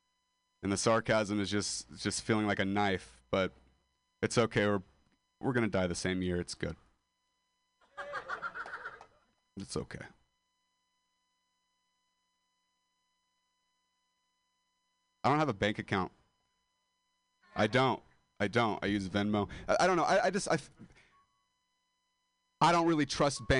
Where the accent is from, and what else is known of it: Modesto, California, United States; moved away as an adult